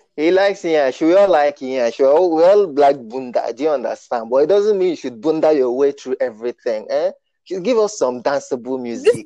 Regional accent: Nigeria; I was born in Nigeria

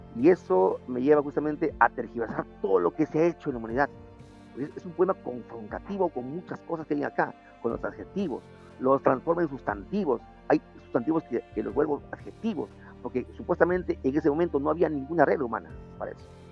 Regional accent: Lima, Peru; mi país es un poco mal visto

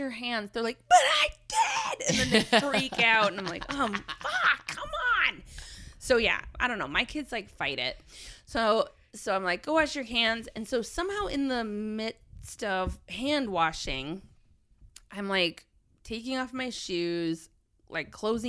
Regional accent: New York, United States; moved away; Maybe it's a remnant of being a New Yorker

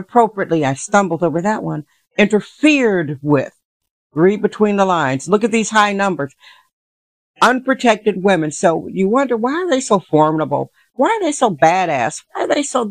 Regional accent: Milwaukee, Wisconsin, United States; now in San Francisco, United States; I'm from Milwaukee, Wisconsin originally

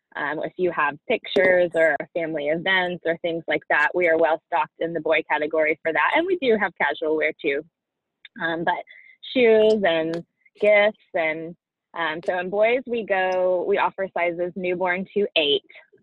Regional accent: Houston, Texas, United States; born or raised there

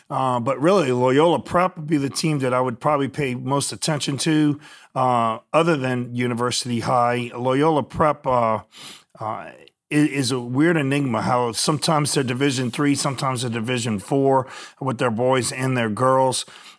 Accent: New Iberia, Louisiana, United States; I'm from New Iberia

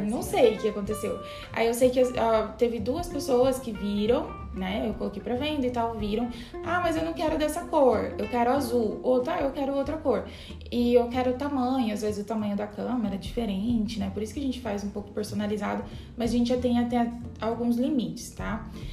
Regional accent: Minas Gerais, Brazil; eu sou mineira

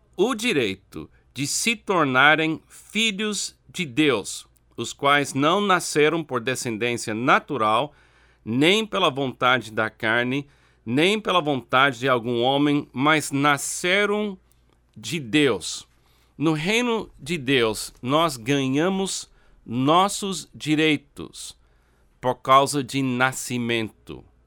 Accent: United States; Portuguese is a second language; now in Brazil; Eu nasci nos Estados Unidos. Eu tenho um passaporte americano.

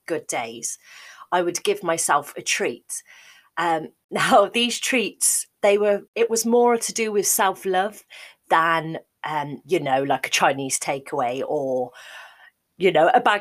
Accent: Midlands, United Kingdom; moved away as an adult; also born or lived in Cardiff, Wales; my mum still lived in the Midlands where I'm from

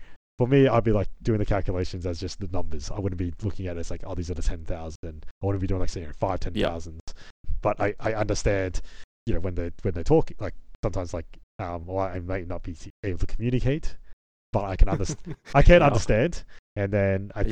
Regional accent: Australia; I would be Australian-born Chinese

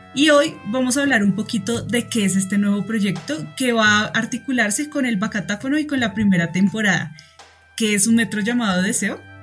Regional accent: Colombia; como colombianos

